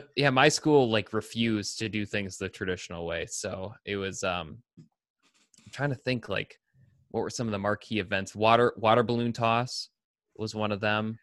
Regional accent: Ann Arbor, Michigan, United States; I grew up in Ann Arbor

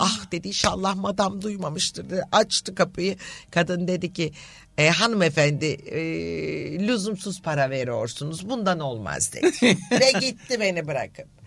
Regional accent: Büyükada, Istanbul, Turkey; benim de çocukluğum Büyükada'da Anadolu Kulübü'nde geçti.

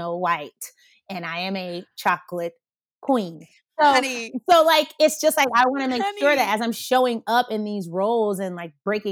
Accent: Atlanta, Georgia, United States; also born or lived in Colorado; growing up in Atlanta

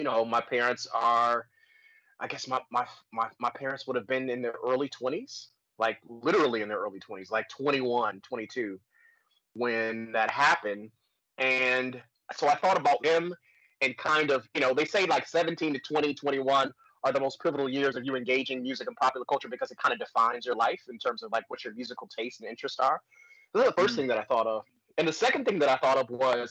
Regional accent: Detroit, Michigan, United States; born or raised there

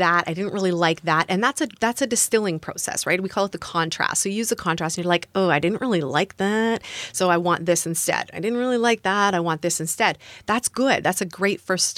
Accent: Canada; moved away as an adult; also born or lived in United States; I'm from Canada, temporarily living in the US.

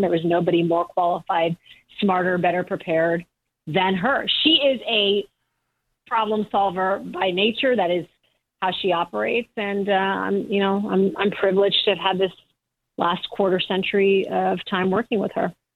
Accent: Michigan, United States; I was born in Michigan

